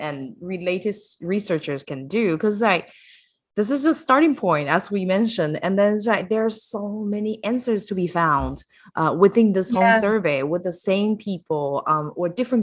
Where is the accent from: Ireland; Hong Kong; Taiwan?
Taiwan; I'm from Taiwan.